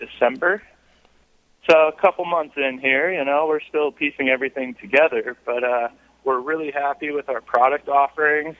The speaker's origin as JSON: {"language": "English", "area": "Boulder County", "region": "Colorado", "country": "United States", "tie": "born or raised there", "also_born_or_lived": "San Diego / Scottsdale", "said": "I grew up in Boulder County"}